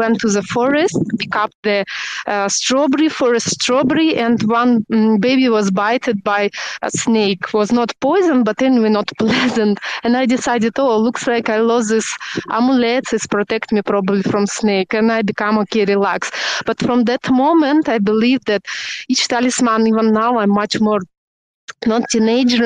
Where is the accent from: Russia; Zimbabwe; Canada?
Russia; English is a second language; moved away as an adult; now in Turkey; I'm normally from Russia, but I'm living in Turkey like 7 years already